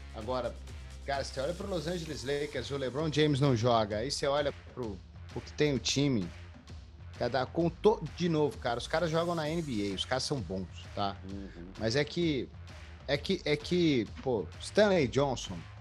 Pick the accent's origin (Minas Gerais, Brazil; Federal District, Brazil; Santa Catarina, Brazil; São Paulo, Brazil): Minas Gerais, Brazil; como bom mineiro